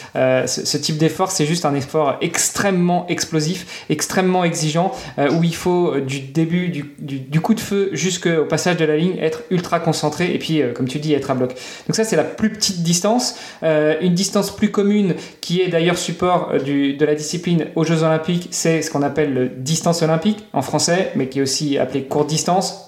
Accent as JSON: {"language": "French", "region": "Normandy", "country": "France", "moved": "yes", "said": "je suis normand à la base"}